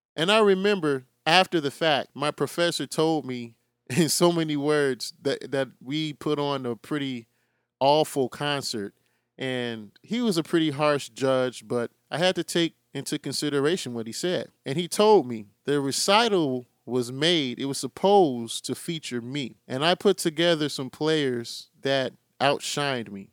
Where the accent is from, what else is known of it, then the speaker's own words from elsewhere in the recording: Chicago, Illinois, United States; I'm from Chicago, so I have to use my Bulls as an example